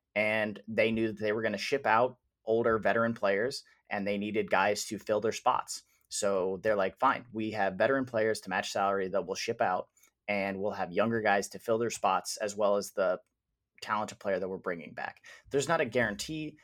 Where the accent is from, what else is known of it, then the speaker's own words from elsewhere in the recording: Wisconsin, United States; now in Indiana, United States; I am originally from Wisconsin